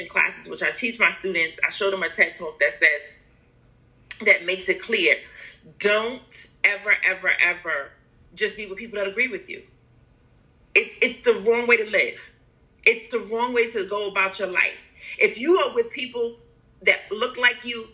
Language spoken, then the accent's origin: English; New York City, New York, United States; I grew up in New York City